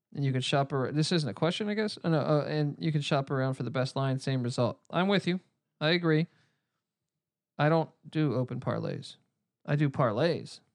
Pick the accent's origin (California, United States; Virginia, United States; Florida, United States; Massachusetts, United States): Virginia, United States; near George Mason University; There's George Mason in there. It's not far from my hometown.